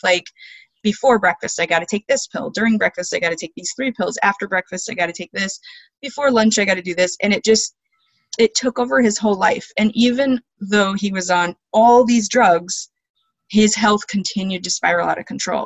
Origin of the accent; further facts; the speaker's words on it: Alaska, United States; I was born and raised in Alaska on a homestead